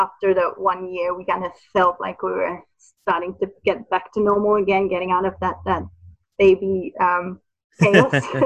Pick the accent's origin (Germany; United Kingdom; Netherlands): Netherlands; moved away; I'm originally from the Netherlands